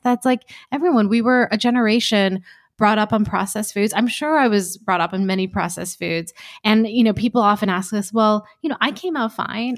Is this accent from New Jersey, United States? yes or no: yes; New Jersey, United States; also born or lived in Alabama / Iowa; We grew up in New Jersey. Uh, it was, it was actually Alabama, Iowa, then New Jersey